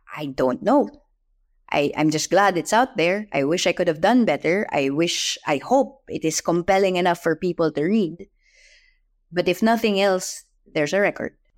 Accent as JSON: {"language": "English", "country": "Philippines", "said": "I'm Filipino"}